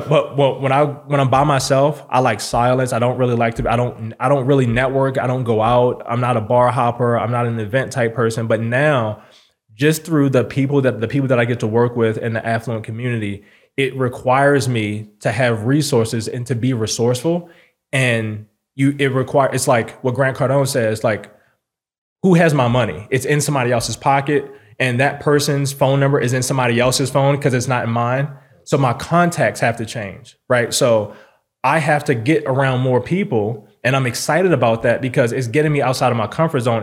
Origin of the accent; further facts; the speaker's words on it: Baltimore, Maryland, United States; now in Las Vegas, United States; I'm from Baltimore City